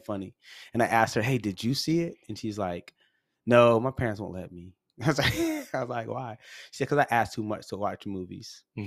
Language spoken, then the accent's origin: English; Massachusetts, United States; moved away as an adult; also born or lived in North Carolina; we grew up in Massachusetts, uh, well, our teen years